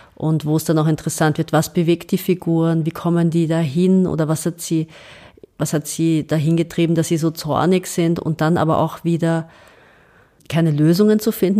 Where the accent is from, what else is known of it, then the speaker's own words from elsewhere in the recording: Austria; also born or lived in Serbia; ich bin draußen als Österreicherin, ich komme nach Hause